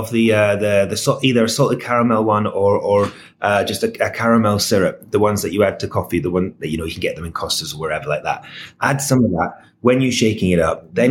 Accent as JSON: {"language": "English", "region": "Scotland", "country": "United Kingdom", "said": "and I'm Scottish, so I am a bourbon, I am a whiskey"}